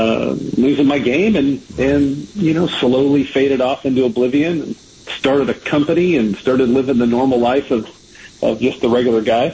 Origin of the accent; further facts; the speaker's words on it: Southern California, United States; now in Flower Mound, United States; I grew up in Southern Cal